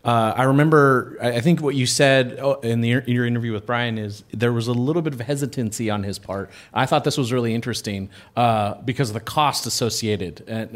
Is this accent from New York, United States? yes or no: no; Whittier, California, United States; in my hometown of Whittier, California